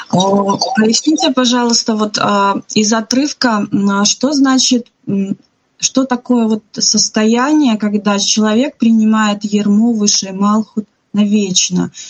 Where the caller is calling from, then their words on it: Shchuchinsk, Akmola Region, Kazakhstan; Уважаемое собрание, мы вас приветствуем из Казахстана, из Щучинска. Здесь нас 12 человек собралось.